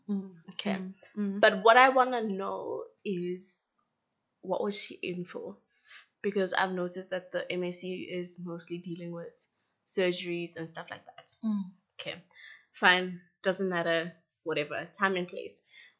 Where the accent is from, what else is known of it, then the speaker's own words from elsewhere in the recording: South Africa; As a South African national, you need a visa to go to Ghana